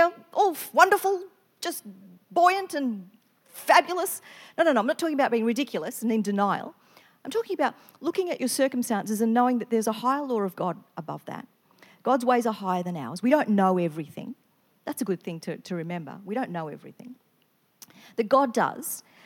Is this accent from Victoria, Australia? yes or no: yes; Victoria, Australia; moved away as an adult; now in Queensland, Australia; I come from Victoria, so all my family are in another state.